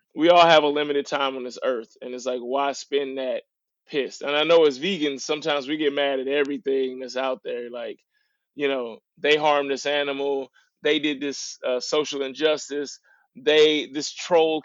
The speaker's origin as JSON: {"language": "English", "town": "St. Louis", "region": "Missouri", "country": "United States", "tie": "born or raised there", "also_born_or_lived": "Little Rock, Arkansas", "said": "I was born in Little Rock, Arkansas, which is, you know, considered the South of America. And then I was raised in St. Louis, Missouri, which was called the Midwest."}